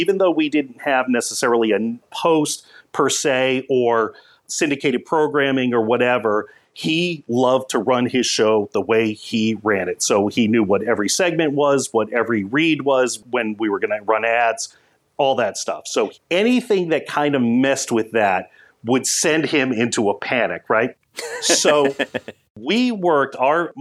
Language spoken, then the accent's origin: English; North Andover, Massachusetts, United States; as a kid growing up in North Andover, Massachusetts